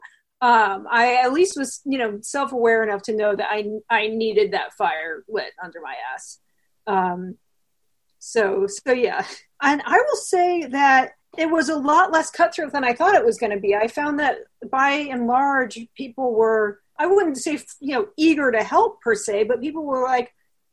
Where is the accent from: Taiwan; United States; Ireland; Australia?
United States; East Coast; also born or lived in Chicago; now in New York, United States; I grew up on the East Coast